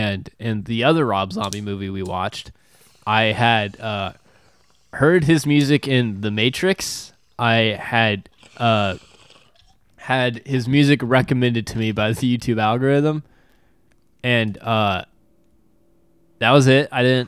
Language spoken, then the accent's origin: English; Benin; you know where I grew up in Benin, like ritual scarification was a really big deal.